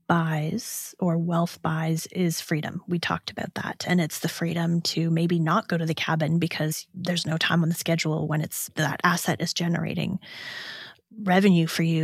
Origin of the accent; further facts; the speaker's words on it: Ontario, Canada; I'm from Southwestern Ontario, so I actually know that's a place in Michigan.